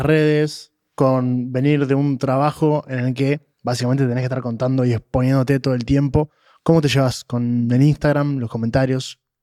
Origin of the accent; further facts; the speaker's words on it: Uruguay; Yo soy uruguayo